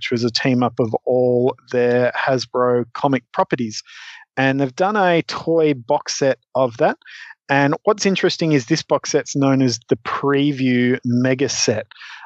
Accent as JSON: {"language": "English", "country": "Australia", "tie": "born or raised there", "said": "as an Australian kid in the 90s"}